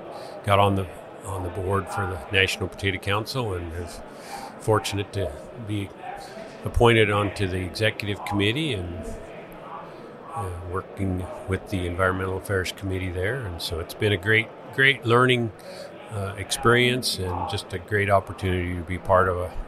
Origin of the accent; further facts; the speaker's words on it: north of Denver, Colorado, United States; also born or lived in San Luis Valley, Colorado; I grew up on a small farm up in north of Denver.